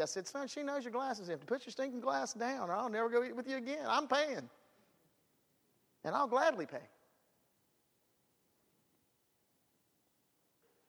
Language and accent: English; United States; I'm all American. I believe in America. I am one